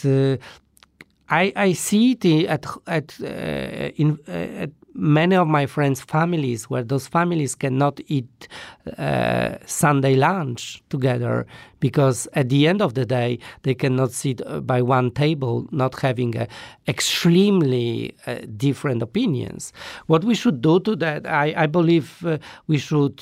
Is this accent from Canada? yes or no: no; Poland; I come from Poland